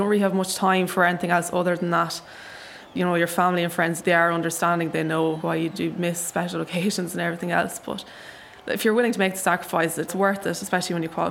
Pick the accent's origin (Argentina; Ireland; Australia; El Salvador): Ireland; County Leitrim, Connacht; I'm from County Leitrim